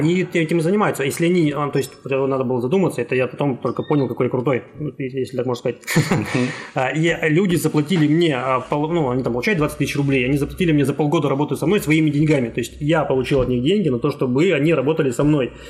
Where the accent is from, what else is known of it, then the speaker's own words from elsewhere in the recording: Khabarovsk, Khabarovsk Krai, Russia; я сам из Хабаровска, и там всю сознательную жизнь прожил в городе Хабаровске